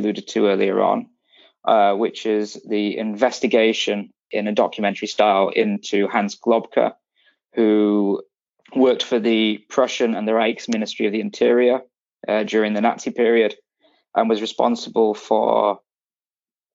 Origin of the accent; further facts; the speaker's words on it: Yorkshire and the Humber, United Kingdom; moved away as an adult; now in Berlin, Germany; I grew up in the north, in the county of Yorkshire.